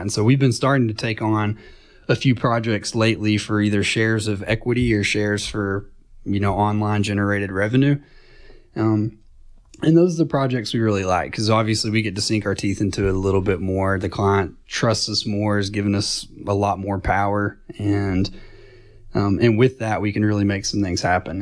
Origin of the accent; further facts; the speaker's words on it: Chattanooga, Tennessee, United States; I grew up in Chattanooga over in Saint Elmo